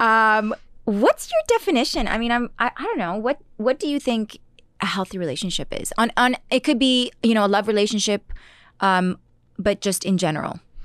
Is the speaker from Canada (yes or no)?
yes; Ottawa, Ontario, Canada; moved away as an adult; now in Toronto, Canada; I had just come to Toronto 'cause I'm originally from Ottawa.